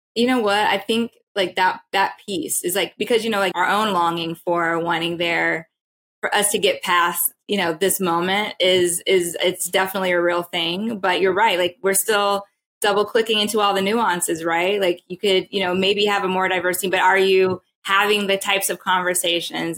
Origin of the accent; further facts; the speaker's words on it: Texas, United States; I'm from Texas.